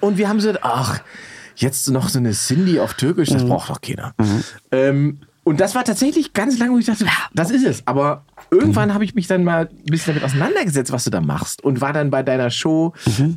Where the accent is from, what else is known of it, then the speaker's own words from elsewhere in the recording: Salzwedel, Saxony-Anhalt, Germany; in meiner Heimatstadt Salzwedel